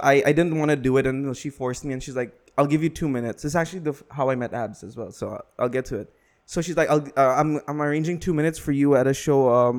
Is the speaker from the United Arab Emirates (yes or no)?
yes; Dubai, United Arab Emirates; I'm born and raised in Dubai.